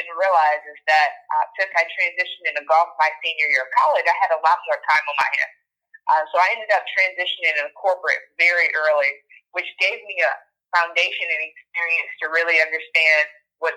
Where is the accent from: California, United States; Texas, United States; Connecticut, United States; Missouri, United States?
Missouri, United States; St. Louis; I am born and raised in St. Louis, Missouri